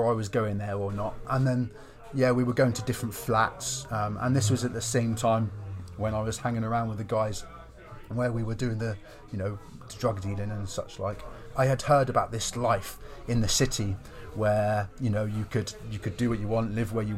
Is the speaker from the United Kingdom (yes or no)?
yes; Lowestoft, East of England, United Kingdom; I moved into a halfway house in my hometown, Lowestoft.